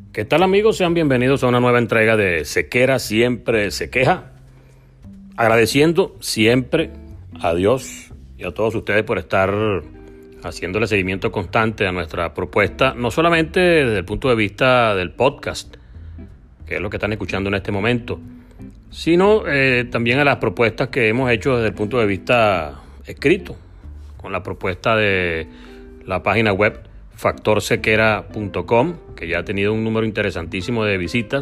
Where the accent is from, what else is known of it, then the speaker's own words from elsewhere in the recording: Venezuela; accent: Venezuelan; moved away as an adult; also born or lived in Argentina; nuestro acento extraño para ellos